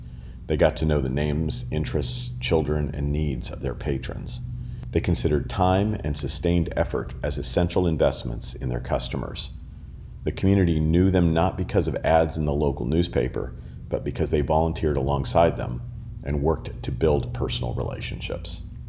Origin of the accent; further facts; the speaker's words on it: Florence, Colorado, United States; Early in my business career, I thought growing up in Florence might have been a handicap